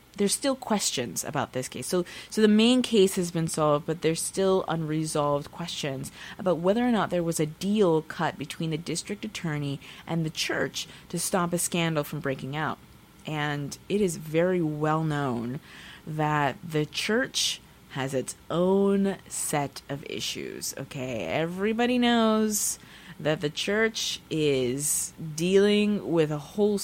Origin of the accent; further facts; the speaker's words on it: Texas, United States; also born or lived in Pacific Northwest; now in Seattle, United States; I'm from Texas